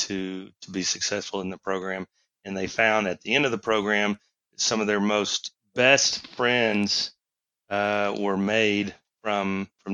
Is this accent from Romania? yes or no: no; Houston, Texas, United States; I'm from Texas. You know, grew up in down the Houston area